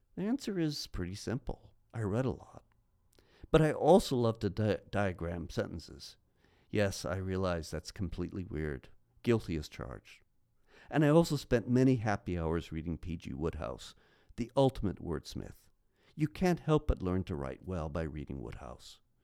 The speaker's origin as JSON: {"language": "English", "town": "Pasadena", "region": "California", "country": "United States", "tie": "born or raised there", "also_born_or_lived": "Minnesota", "said": "we moved from Minnesota to California, where my father became the director of Christian education at a large church in Pasadena."}